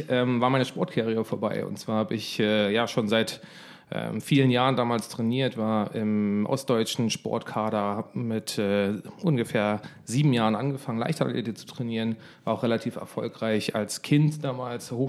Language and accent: German; Berlin, Germany; accent: Berlin; Komm mal als Berliner Junge mit einem Berliner Akzent äh, nach Bayern, tatsächlich Südosten von München